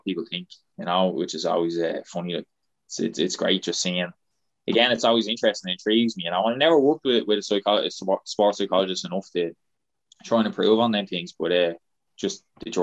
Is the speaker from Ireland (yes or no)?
yes; Ireland; we're from Ireland